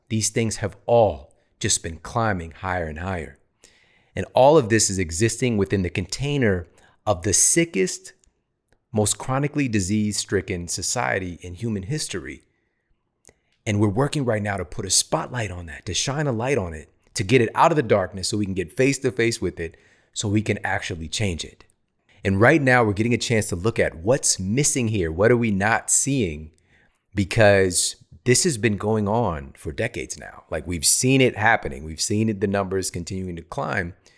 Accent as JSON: {"language": "English", "town": "St. Louis", "region": "Missouri", "country": "United States", "moved": "as an adult", "lives_now": "California, United States", "said": "I'm from the Midwest. I'm from S T L."}